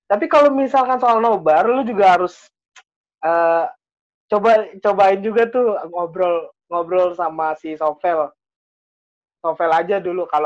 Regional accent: Tegal, Central Java, Indonesia; Pokoknya yang yang saya ingat gue orang Tegal dah

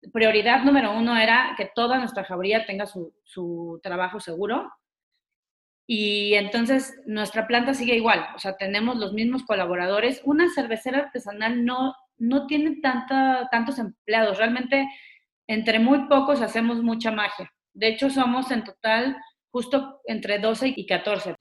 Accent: Mexico; unidos como mexicanos

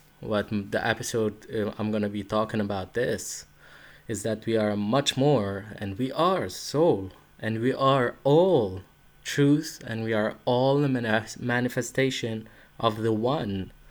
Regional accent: Sidon, South Governorate, Lebanon; English is a second language; moved away as an adult; in Sidon. It's a nice city, and that's where I spent most of my childhood and where I grew up.

